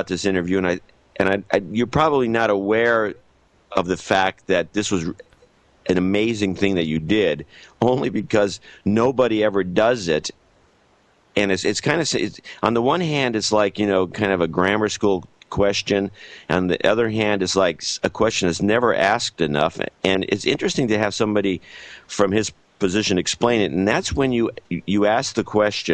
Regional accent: United States; I'm an American

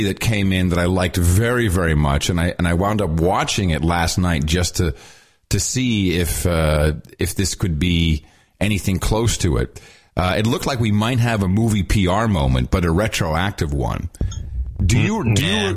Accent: New Jersey, United States; moved away; also born or lived in London / San Francisco; I'm from Jersey

